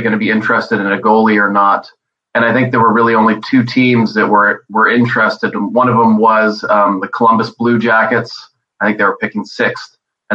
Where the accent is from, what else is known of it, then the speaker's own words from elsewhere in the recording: Montreal, Quebec, Canada; I was born in Montreal